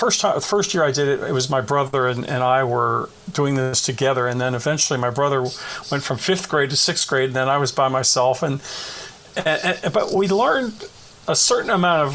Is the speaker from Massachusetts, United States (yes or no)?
no; Bethel Park, Pennsylvania, United States; I grew up in Bethel Park, Pennsylvania, which is a suburb of Pittsburgh.